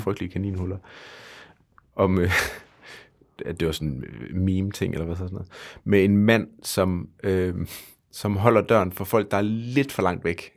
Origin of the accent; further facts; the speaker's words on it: Denmark; vi gør som danskere